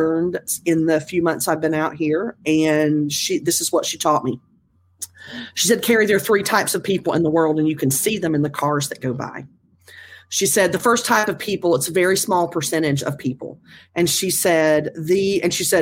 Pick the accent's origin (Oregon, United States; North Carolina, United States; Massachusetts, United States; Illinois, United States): North Carolina, United States; small town North Carolina, where I grew up